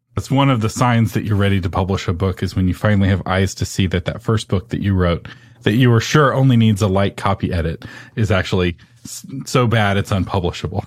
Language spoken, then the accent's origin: English; Texas, United States; I'm from Texas